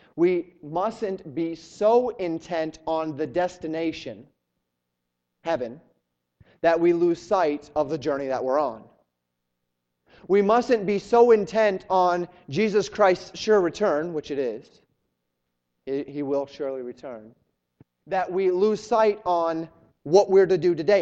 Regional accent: Colorado, United States; moved away as an adult; also born or lived in Florida; I'm a Western guy. I grew up in Colorado.

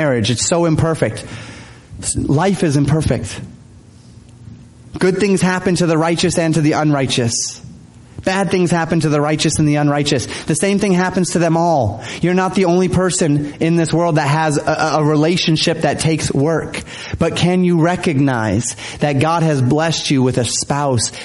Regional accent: Denver, Colorado, United States; moved away as an adult; I'm from Denver area in Colorado, and so we're far away from family

